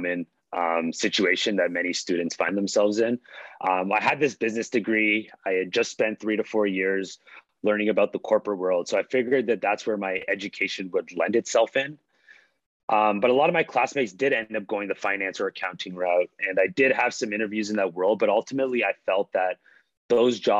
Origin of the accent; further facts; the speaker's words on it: Toronto, Ontario, Canada; also born or lived in Halifax, Nova Scotia / Pickering, Ontario; I was born in Halifax, Nova Scotia. My mom actually had me when she was in law school at Dalhousie, but I moved to Toronto when I was just 2 years old. Initially, we were in Scarborough growing up, and then we moved to Pickering when I was around 8 or 9 years old